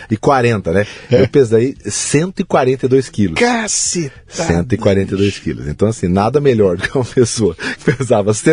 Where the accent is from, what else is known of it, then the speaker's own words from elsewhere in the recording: Bauru, São Paulo, Brazil; Nasci em Bauru.